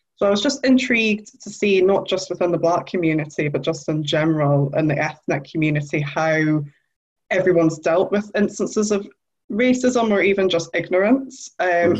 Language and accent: English; Newcastle upon Tyne, North East England, United Kingdom; I'm from Newcastle, so I come from a council estate